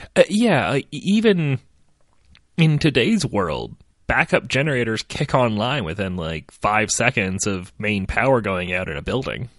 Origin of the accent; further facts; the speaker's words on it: United States; I'm American